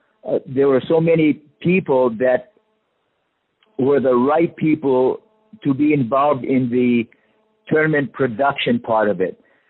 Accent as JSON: {"language": "English", "region": "Hawaii", "country": "United States", "tie": "born or raised there", "said": "growing up in Hawaii"}